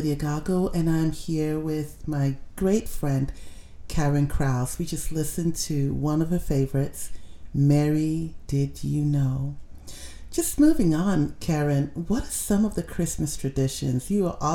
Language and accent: English; Ghana; moved away as an adult; I'm from Africa. You know what I'm saying? I'm from Ghana. And it's hot.